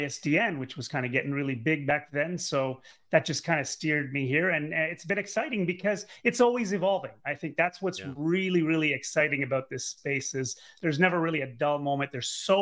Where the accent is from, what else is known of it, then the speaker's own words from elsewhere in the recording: Canada; I'm Canadian, grew up in Canada and went to University of Ottawa